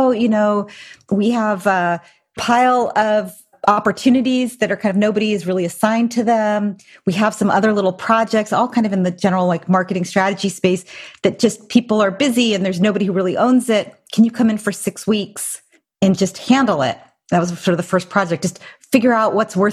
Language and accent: English; Silicon Valley, Northern California, United States; also born or lived in New York; I was raised here in Northern California, Silicon Valley.